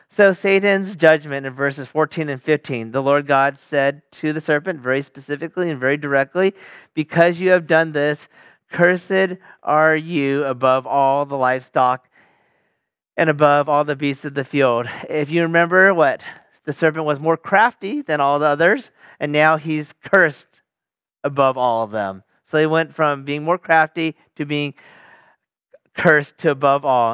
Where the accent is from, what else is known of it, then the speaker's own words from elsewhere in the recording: Sacramento, California, United States; my hometown, Sacramento